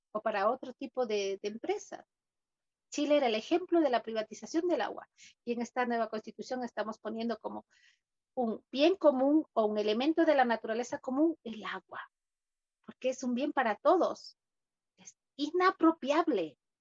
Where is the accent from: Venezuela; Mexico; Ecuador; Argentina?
Ecuador; Cuenca, Azuay; Cuenca, la ciudad de donde yo vengo